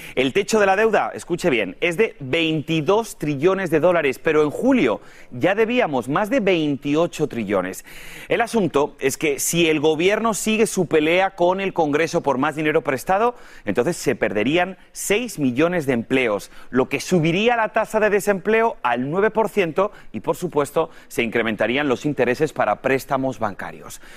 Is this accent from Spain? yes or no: yes; Spain; moved away; tenemos una muy buena cocina también en mi país